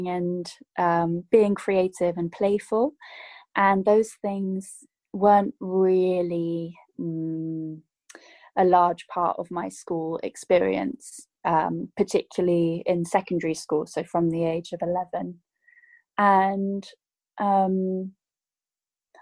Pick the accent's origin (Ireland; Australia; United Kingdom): United Kingdom; I grew up in the United Kingdom